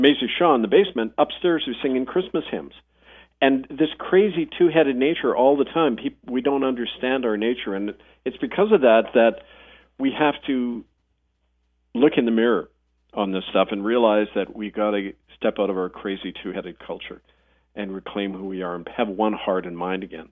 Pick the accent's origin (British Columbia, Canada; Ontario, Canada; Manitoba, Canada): Manitoba, Canada; Winnipeg; I was growing up in Winnipeg